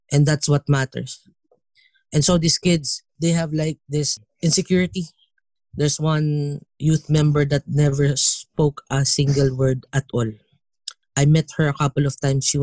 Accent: Philippines; you feel the certain pride of being Filipino.

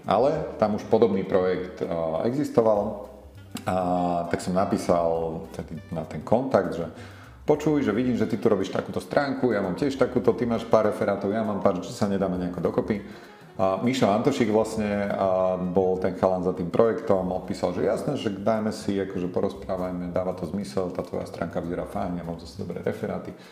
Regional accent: Martin, Žilina Region, Slovakia; moved away as an adult; now in Bratislava, Slovakia; No ja pochádzam z Martina, kde som strávil vlastne celú svoju mladosť.

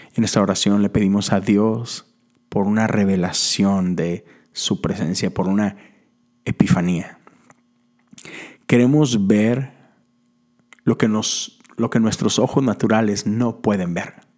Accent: Mexico; Yo soy de México

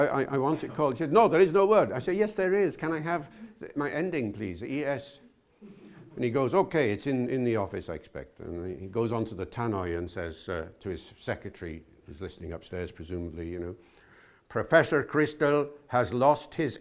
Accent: Wales, United Kingdom; I'm from Wales.

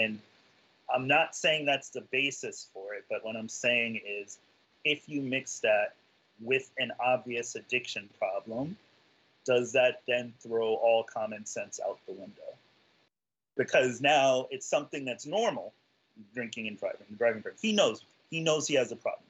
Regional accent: New York City, New York, United States; also born or lived in Florida; I'm native New Yorker. I grew up not having to drive anywhere.

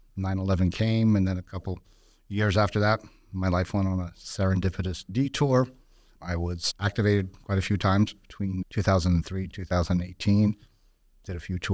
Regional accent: Newark, New Jersey, United States; I'm a first-generation American. Okay. My parents were Portuguese immigrants, born and raised in Newark, New Jersey.

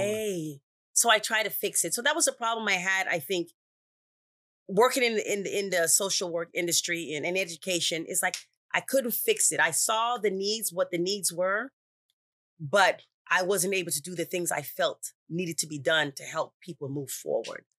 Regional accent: Toronto, Ontario, Canada; moved away as an adult; also born or lived in Jamaica; now in United States; from Canada, Toronto, Canada, was born in Jamaica, left there when I was four years old. So I was raised in Canada

